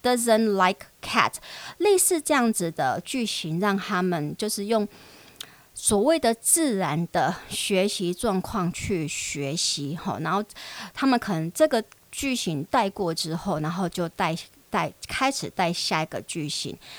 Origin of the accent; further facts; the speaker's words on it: Taiwan; also born or lived in United States; 我们的台湾教英语的方式